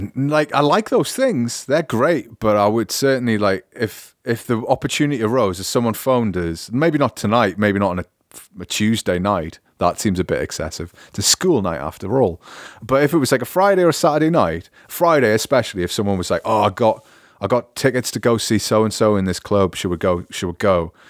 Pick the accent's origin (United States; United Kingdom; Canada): United Kingdom; moved away as an adult; also born or lived in Newcastle; now in Augsburg, Germany; as a British person